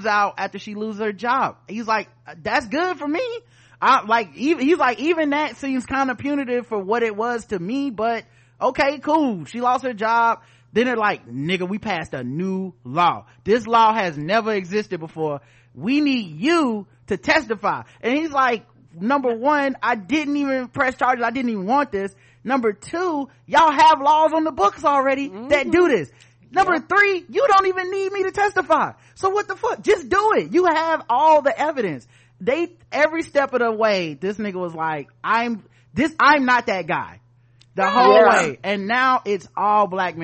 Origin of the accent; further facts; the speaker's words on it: the South, United States; I didn't grow up around Jewish people, man. I'm from the South. Everybody down here is just white